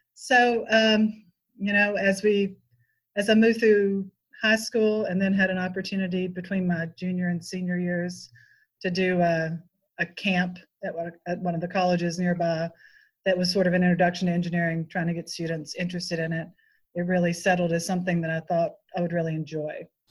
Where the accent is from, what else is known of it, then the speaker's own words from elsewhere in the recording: West Tennessee, United States; now in Nashville, United States; I was born and raised in West Tennessee, so I grew up on a farm out in the country